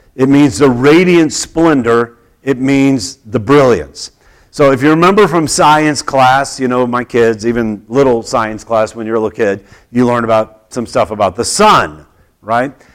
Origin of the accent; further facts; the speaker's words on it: Oklahoma, United States; when I was growing up in Oklahoma